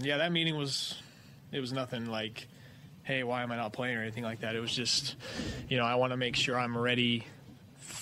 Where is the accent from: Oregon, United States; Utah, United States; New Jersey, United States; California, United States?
Utah, United States; moved away; I grew up in Utah